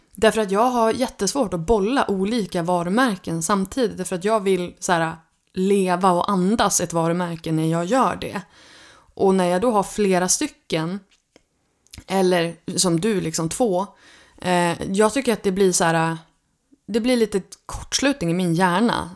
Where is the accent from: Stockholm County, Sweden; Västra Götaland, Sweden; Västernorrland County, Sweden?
Västernorrland County, Sweden; Örnsköldsvik; moved away as an adult; Jag kommer från Örnsköldsvik från början och har nu flyttat hem till Lövik efter 17 år borta eh, därifrån